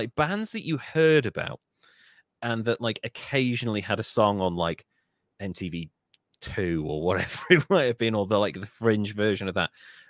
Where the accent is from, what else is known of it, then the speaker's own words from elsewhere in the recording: Birmingham, West Midlands, United Kingdom; because a lot of it was from the West Midlands, from the Birmingham area where I'm from